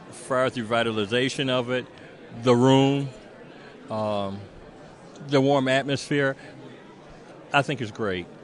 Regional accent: Buffalo, New York, United States; Born and raised in Buffalo.

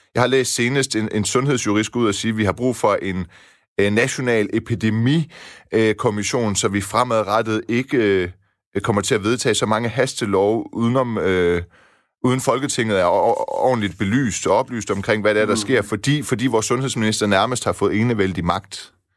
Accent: Iran; moved away; Jeg stammer jo fra Iran

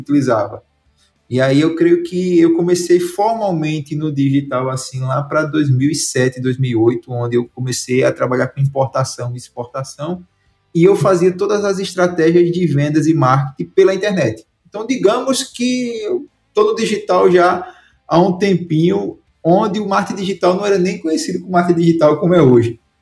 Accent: Santana do Ipanema, Alagoas, Brazil; moved away; also born or lived in Maceió; Fui sair da cidade onde eu nasci, que foi o interior de Alagoas, a Santana do Ipanema, o nome da cidade, o sertão brabo, uma seca danada lá. E me mudei para Maceió

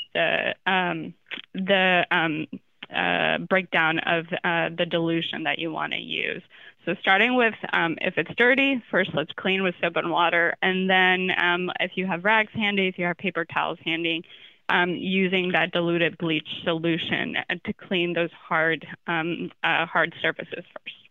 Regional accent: Florida, United States; I'm from Florida

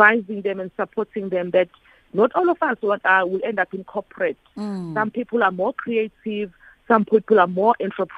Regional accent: Durban, KwaZulu-Natal, South Africa; I come from Emlazi Township

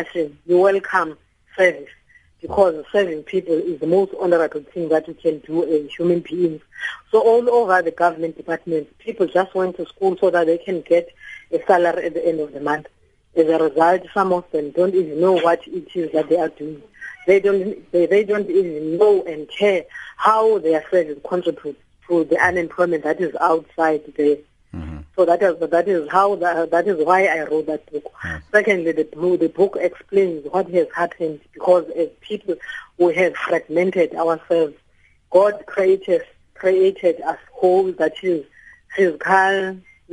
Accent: Mbodleni, Manfre, Eastern Cape, South Africa; also born or lived in Butterworth / Tabankulu / Matatiele; was born in Manfre in a location that is called Mbodleni. Then I went on to study at Tolana High School, did my training college at Butterworth

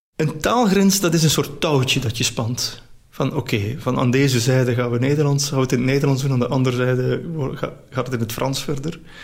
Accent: Belgium; ik ben ook echt Belg

